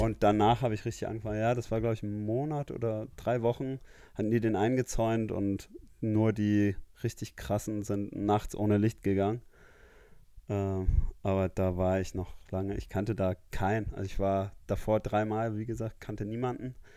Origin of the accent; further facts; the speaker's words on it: Namibia; moved away as an adult; now in Munich, Germany; ich komme aus Namibia, ähm, bin dort aufgewachsen, wohne jetzt seit zehn Jahren in Deutschland